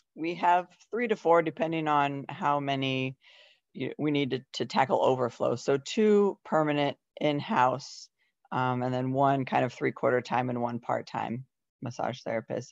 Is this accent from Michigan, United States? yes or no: no; Iowa, United States; moved away as an adult; also born or lived in Colorado; I am born and raised in Iowa